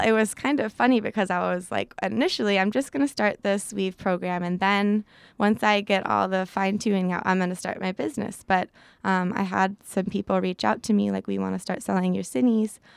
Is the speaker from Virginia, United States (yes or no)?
no; Chicago, Illinois, United States; moved away as an adult; also born or lived in Midwest; now in California, United States; I come from a pretty crazy big family back in Chicago